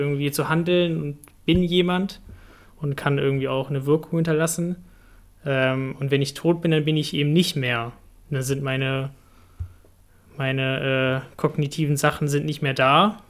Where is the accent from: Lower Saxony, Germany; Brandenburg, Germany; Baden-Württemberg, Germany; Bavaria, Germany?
Lower Saxony, Germany; Hanover; ich komme aus Hannover und dort, das Dorf heißt Frieling